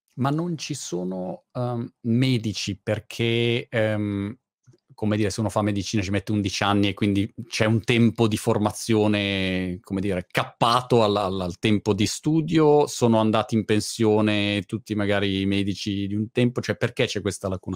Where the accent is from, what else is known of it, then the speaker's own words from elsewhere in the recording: Milan, Lombardy, Italy; moved away as an adult; now in Brighton, United Kingdom; io che sono milanese invece sono a Brighton